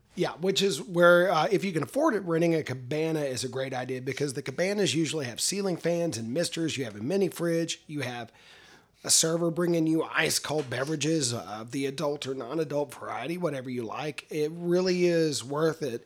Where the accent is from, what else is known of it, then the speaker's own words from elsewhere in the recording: Texas, United States; as a Texan